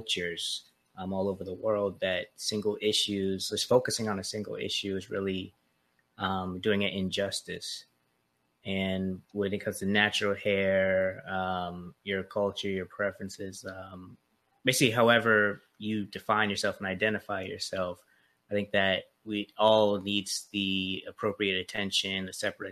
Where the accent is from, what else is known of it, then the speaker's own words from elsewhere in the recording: Charleston, South Carolina, United States; moved away; I'm really glad I grew up in Charleston